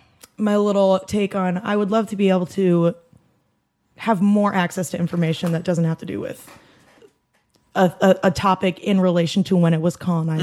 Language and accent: English; Iowa, United States; I'm from Iowa. Did you not know that? Go Cyclones.